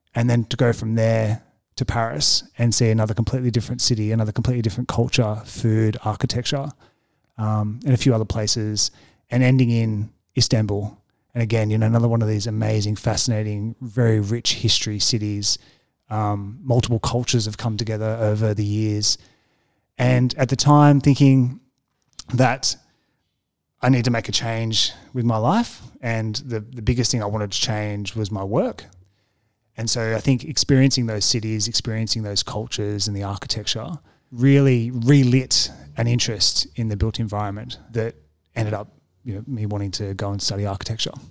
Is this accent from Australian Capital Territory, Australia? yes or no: no; Windsor, New South Wales, Australia; also born or lived in Marrickville, Sydney; I spent most of my formative years out in Windsor